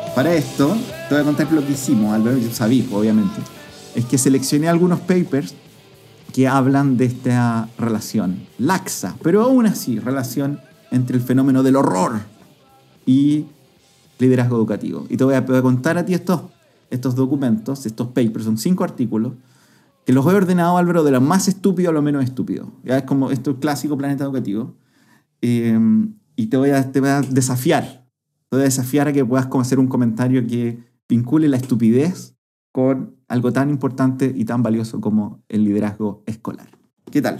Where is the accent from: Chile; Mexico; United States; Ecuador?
Chile; Curicó, Maule; al menos como chilenos, al menos como curicanos